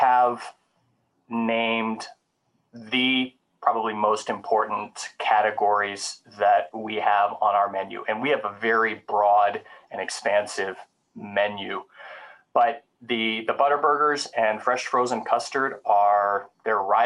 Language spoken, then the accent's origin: English; Oklahoma, United States; also born or lived in Midwest; now in Wisconsin, United States; I was actually born and raised in Oklahoma. I grew up on a small family-owned cattle ranch